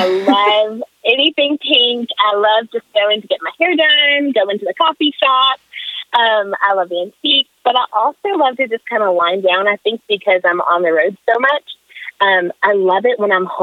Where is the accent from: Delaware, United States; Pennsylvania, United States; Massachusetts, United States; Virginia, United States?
Virginia, United States; Moneta; I'm from Moneta, Virginia. It's a little town outside of Roanoke.